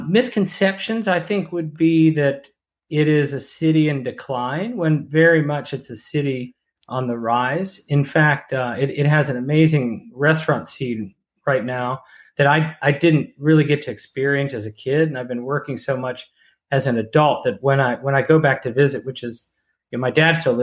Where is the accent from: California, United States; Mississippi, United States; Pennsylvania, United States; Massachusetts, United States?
Pennsylvania, United States; Pittsburgh; moved away; also born or lived in Bethel Park, Pennsylvania / Falls Church, Virginia; I grew up in Pittsburgh